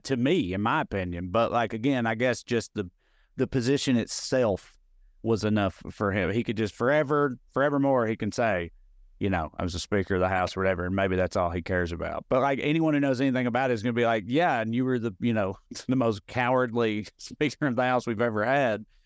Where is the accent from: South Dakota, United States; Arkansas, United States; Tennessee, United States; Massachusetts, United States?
Tennessee, United States; Clay County; moved away as an adult; also born or lived in Knoxville, Tennessee; now in Los Angeles, United States; I'm from Clay County, which is, uh, very, very, very rural.